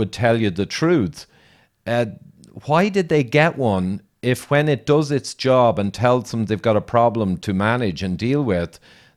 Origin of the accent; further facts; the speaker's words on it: Ireland; I'm Irish and all the rest, I'm an engineer